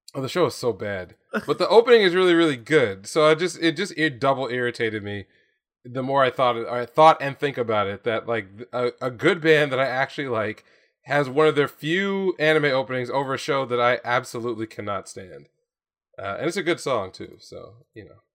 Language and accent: English; United States; my experience as an American